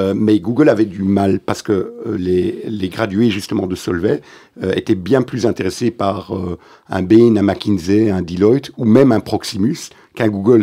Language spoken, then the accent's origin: French; Antwerp, Flanders, Belgium; French is a second language; now in Brussels, Belgium; je viens de la communauté juive d'Anvers